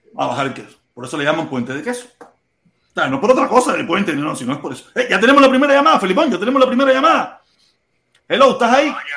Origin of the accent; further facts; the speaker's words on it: Cuba; now in United States; después que me fui de Cuba